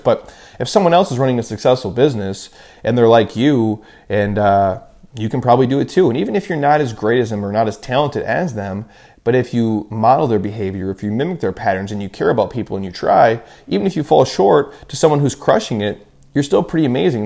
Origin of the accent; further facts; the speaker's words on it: Midwest, United States; I grew up in the Midwest